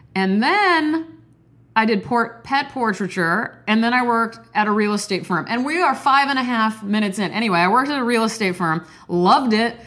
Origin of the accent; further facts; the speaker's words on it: Midwest, United States; I'm from the Midwest